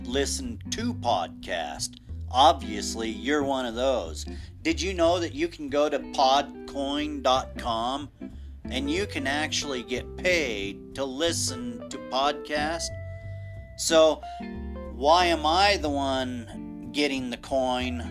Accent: United States; We're all American.

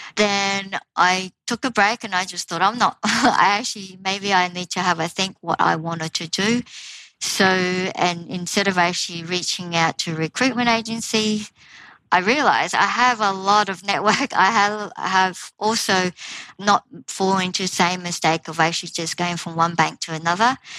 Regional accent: Australia; moved away as an adult; also born or lived in Taiwan; now in United Kingdom; with a Taiwanese heritage and growing up in Australia

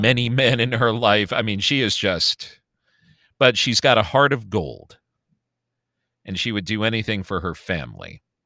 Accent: Chicago, Illinois, United States; accent: Chicago; moved away; I am also born and raised in Chicago. I'm, I was born on the South Side, moved to the North Side, Chicagoan through and through

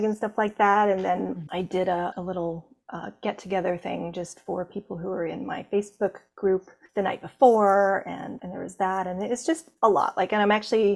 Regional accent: Canada; I am from Canada

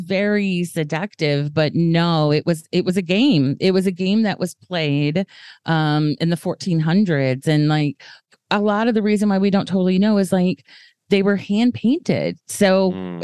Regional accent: the South, United States; I'm from the South

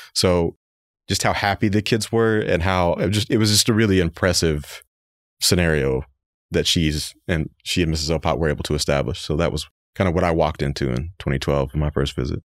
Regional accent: Fayetteville, Arkansas, United States; we're actually both from Fayetteville

